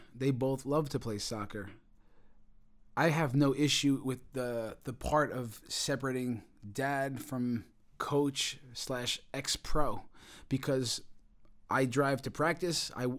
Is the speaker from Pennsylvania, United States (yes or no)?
no; New York, United States; So in terms of being a New Yorker, yeah, I mean, I think there is a lot of us, yeah, maybe we're fearless and we're not afraid to fail.